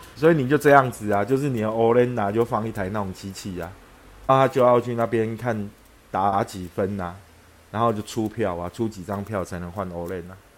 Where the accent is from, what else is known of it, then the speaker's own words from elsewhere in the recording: Taipei, Taiwan; 我小时候在宁夏路那边念小学